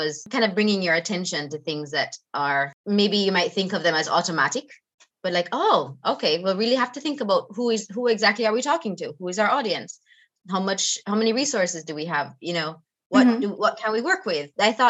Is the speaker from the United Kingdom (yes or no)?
no; Jamaica; moved away as an adult; I'm from Jamaica and the time that the climate is so different.